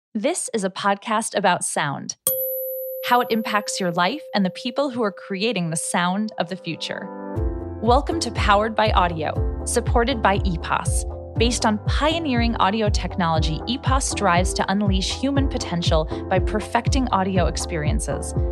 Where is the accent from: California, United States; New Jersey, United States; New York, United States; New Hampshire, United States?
New York, United States; New York City; We both grew up in New York City